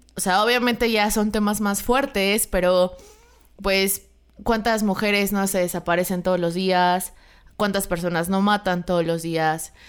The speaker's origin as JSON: {"language": "Spanish", "country": "Mexico", "said": "los mexicanos hemos mejorado bastante"}